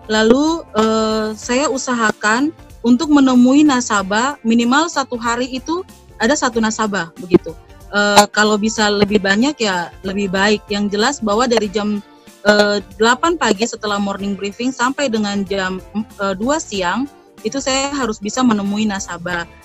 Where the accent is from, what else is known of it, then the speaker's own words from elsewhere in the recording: Papua, Indonesia; saya menggunakan bahasa yang mudah mereka pahami karena kami di Papua kan dengan dialek dialek kami